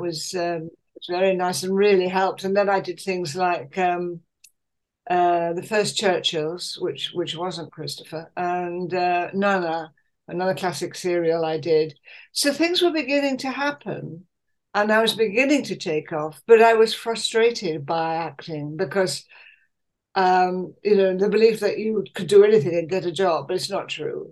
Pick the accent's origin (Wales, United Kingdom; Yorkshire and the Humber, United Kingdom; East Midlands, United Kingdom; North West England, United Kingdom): Yorkshire and the Humber, United Kingdom; Leeds; moved away as an adult; also born or lived in Hull / London / Manchester; I was born in Hull during the war, but brought up in Leeds